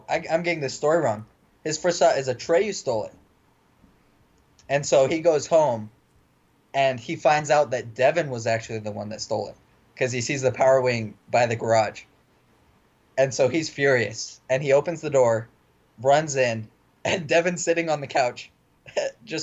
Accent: Mesa, Arizona, United States; moved away as an adult; also born or lived in Show Low, Arizona; I moved from Sholo, Arizona to Mesa in... Fifth grade

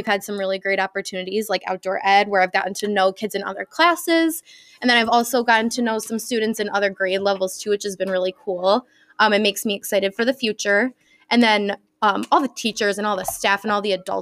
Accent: Naperville, Illinois, United States; I was born in Naperville, grew up in Naperville. Now I work in Naperville.

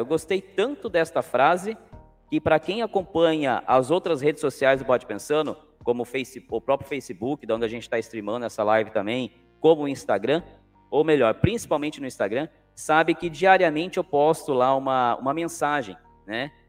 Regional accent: Cananéia, São Paulo, Brazil; eu sou de Cananéia

